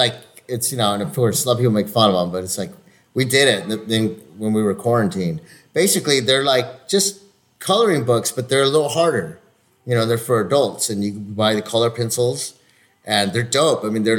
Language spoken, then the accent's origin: English; Peru; I'm from Peru!